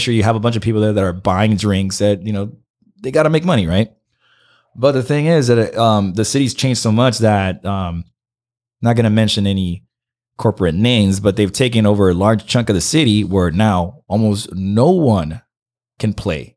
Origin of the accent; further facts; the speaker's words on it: Santa Ana, California, United States; English is a second language; moved away as an adult; also born or lived in Miami; now in Los Angeles, United States; I grew up in Santa Ana